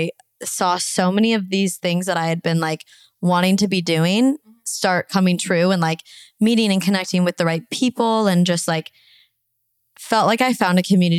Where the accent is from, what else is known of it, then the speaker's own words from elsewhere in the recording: Arizona, United States; moved away as an adult; now in Los Angeles, United States; And I moved from Arizona, which is like where I was born and raised mm-hmm. for 24 years. And then to move